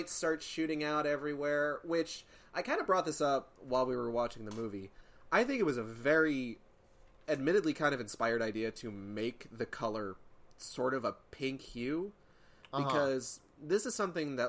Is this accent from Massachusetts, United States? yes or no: yes; Boston, Massachusetts, United States; now in Texas, United States; I'm from Massachusetts